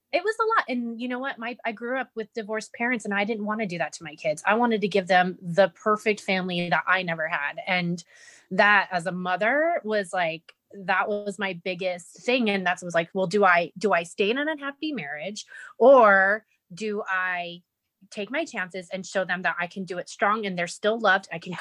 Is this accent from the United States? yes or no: yes; Las Vegas, Nevada, United States; also born or lived in California; my mom sent me away to live here in Vegas with my dad and my grandmother. And um, I think I was six years old, maybe seven and um, I've been here ever since.